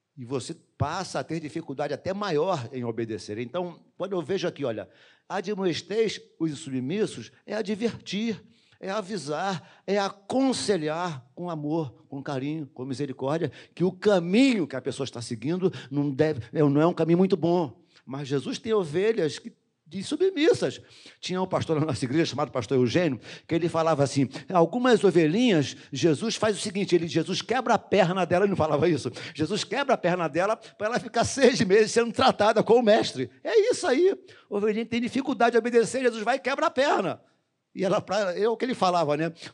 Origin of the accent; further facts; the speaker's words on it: Rio de Janeiro, Brazil; nascido e criado no Jardim Metrópolis.